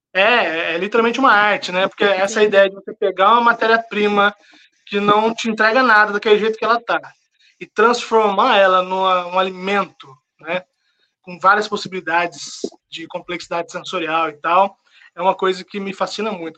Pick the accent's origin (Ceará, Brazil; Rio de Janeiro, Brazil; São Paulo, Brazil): São Paulo, Brazil; São José dos Campos; also born or lived in Paraíba; resolvi voltar para São José dos Campos, que é a minha cidade. Sou do interior de São Paulo, São José dos Campos